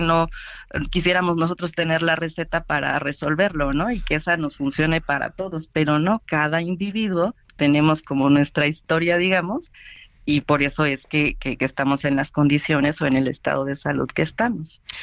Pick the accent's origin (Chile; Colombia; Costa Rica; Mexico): Mexico; nosotros como mexicanos